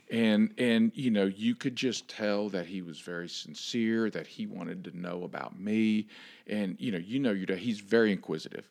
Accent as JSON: {"language": "English", "town": "Miami", "region": "Florida", "country": "United States", "moved": "yes", "said": "I'm from Miami"}